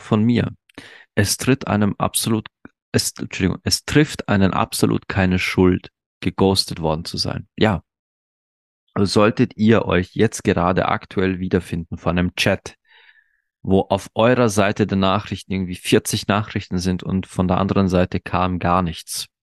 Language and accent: German; Austria; bei uns in Österreich